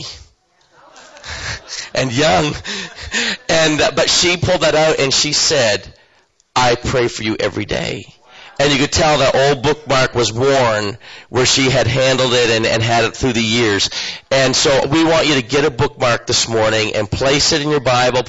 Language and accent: English; eastern Canada, New Brunswick, Canada; moved away as an adult; now in Guatemala; I come from eastern Canada